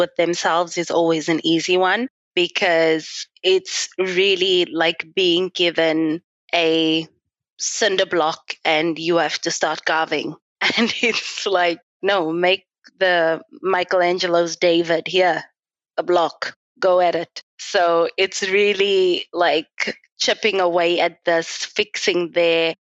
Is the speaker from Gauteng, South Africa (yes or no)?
no; Klerksdorp, North West, South Africa; moved away as an adult; also born or lived in Italy / Germany; Okay, so I am from Klerksdorp in the Northwest Province.